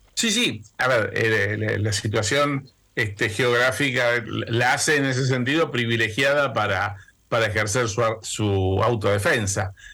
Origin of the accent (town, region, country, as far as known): Argentina